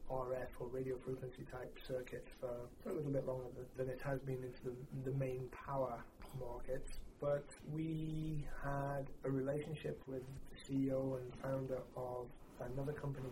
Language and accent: English; England, United Kingdom; moved away as an adult; also born or lived in Liverpool / Spain; I'm from the UK.